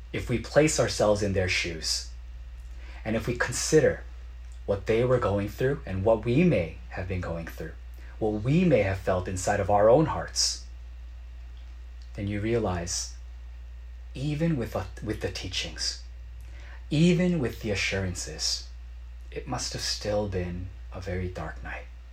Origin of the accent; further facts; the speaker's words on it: United States; as a Korean American growing up in America